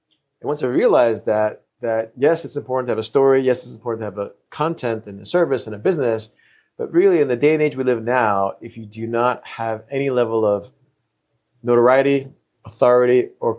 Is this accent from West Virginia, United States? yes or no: no; New York City, New York, United States; So I was born and raised in New York City.